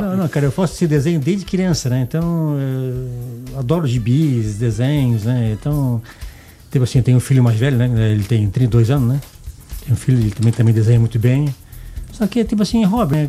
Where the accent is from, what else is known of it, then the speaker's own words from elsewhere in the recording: Blumenau, Santa Catarina, Brazil; accent: Santa Catarina; now in Goiás, Brazil; sou de Blumenau, né? Santa Catarina